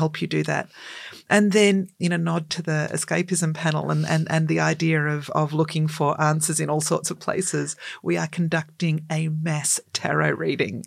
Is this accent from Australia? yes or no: yes; Australia; We are a colonised country